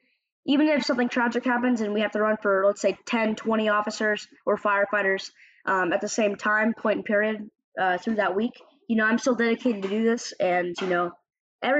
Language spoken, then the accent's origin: English; Altamonte Springs, Florida, United States; my hometown of Orlando, or Altamont Springs to be exact